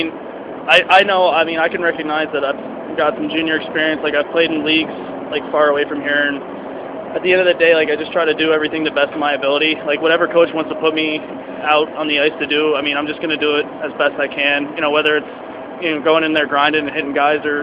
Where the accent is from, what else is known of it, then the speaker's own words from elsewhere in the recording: Pennsylvania, United States; also born or lived in Delaware / Ontario; I'm actually from Pennsylvania, right by the state line.